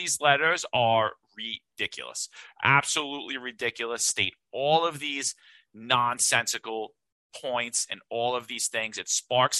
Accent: New York City, New York, United States; I grew up in Bensonhurst. That describes my whole neighborhood.

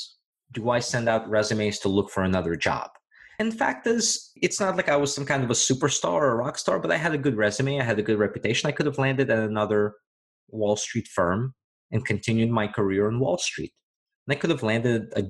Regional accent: Virginia, United States; moved away; back in my home state of Virginia

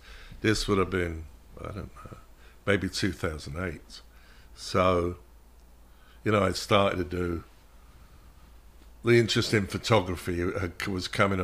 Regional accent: Shepherd's Bush, London, United Kingdom; Well, I did grow up just up from the Shepherd's Bush roundabout. That was the first 7 years of my life.

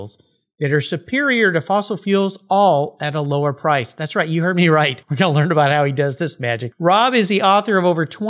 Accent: San Diego, California, United States; I grew up in San Diego, and so knew a lot of Navy people.

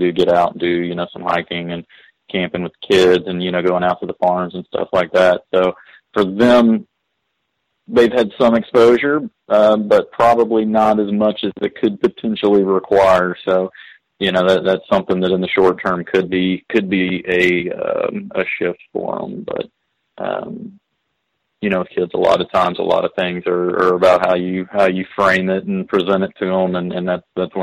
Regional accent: East Texas, United States; moved away; I grew up in East Texas

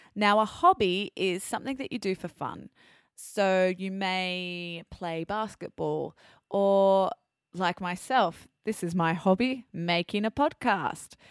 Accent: Australia; accent: Australian; now in France; my Australian accent.

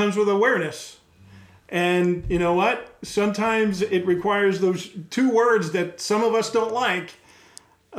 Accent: Long Island, New York, United States; I grew up on Long Island.

